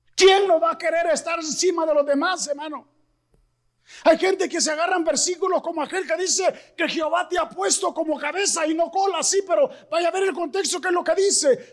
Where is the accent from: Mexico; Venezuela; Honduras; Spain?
Mexico; somos los mexicanos bien trabajadores